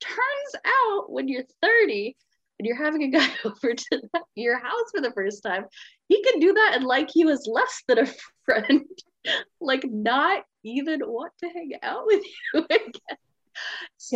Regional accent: Olympia, Washington, United States; I'm from Olympia, Washington

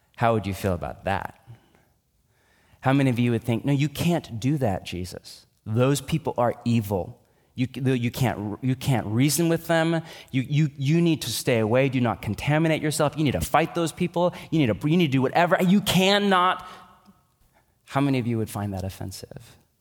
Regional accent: United States; I'm an American

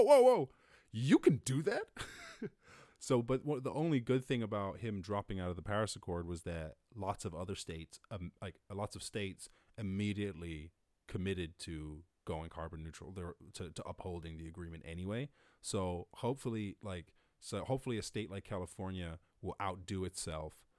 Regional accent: Cork, Munster, Ireland; I was born up in Cork

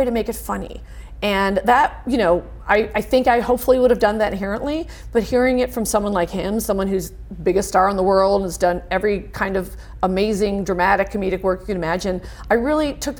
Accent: United States; accent: American; my American accent

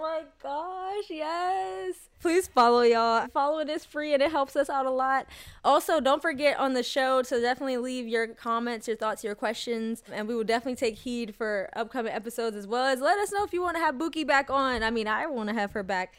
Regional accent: United States; even though I grew up in America and I do consider myself, like, Black American as well, I did have, uh, you know, a Jamaican upbringing

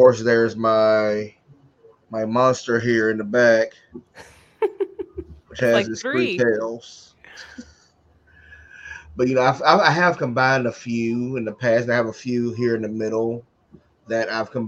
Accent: Covington, Georgia, United States; moved away; also born or lived in Atlanta, Georgia; After I left my hometown of Covington, Georgia

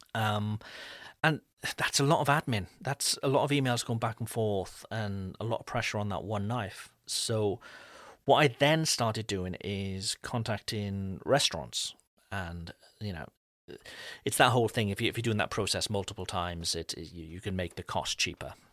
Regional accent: Wales, United Kingdom; now in France; I'm not French, I'm, I'm from Wales in the U K.

